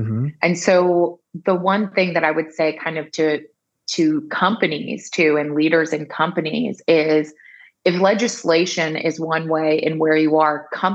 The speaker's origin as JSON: {"language": "English", "country": "Bermuda", "said": "I'm originally from Bermuda"}